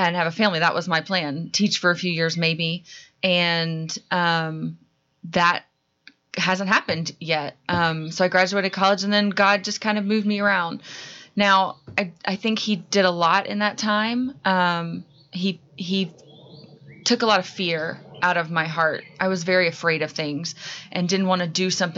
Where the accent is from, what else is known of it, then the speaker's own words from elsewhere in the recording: Marietta, Georgia, United States; also born or lived in Baltimore / New Orleans; I grew up near Marietta, Georgia